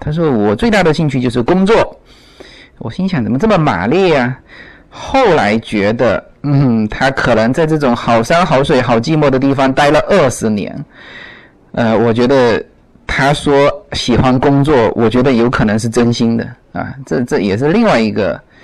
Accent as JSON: {"language": "Chinese", "country": "China", "moved": "yes", "lives_now": "United States", "said": "但是这边的美国的朋友都是忙忙碌碌，他不像国内"}